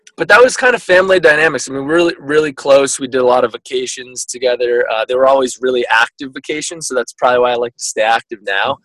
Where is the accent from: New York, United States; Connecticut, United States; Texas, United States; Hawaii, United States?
Connecticut, United States; Guilford; also born or lived in Vermont; now in San Francisco, United States; my originally from uh, Vermont, born and uh, raised in Connecticut. So we moved there when I was probably three or four